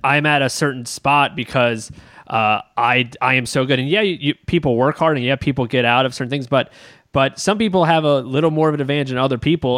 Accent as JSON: {"language": "English", "town": "Baltimore", "region": "Maryland", "country": "United States", "said": "My, my brother and I being we're we're from Baltimore. Uh, we are we lived five minutes outside Baltimore City"}